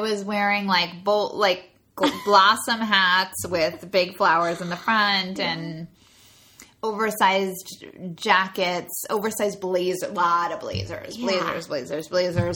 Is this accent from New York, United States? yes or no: yes; Rockville Centre, New York, United States; growing up in Rockville Center